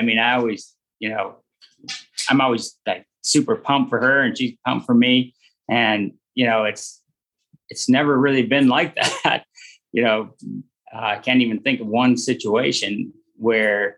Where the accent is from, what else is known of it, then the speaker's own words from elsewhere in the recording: Minnesota, United States; growing up in Minnesota